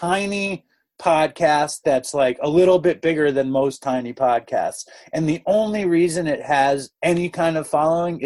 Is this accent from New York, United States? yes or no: yes; New York City, New York, United States; I grew up in Manhattan and I grew up at this very, very amazing school. I got into the school when I was like 4. And I didn't leave the school until I was like 17.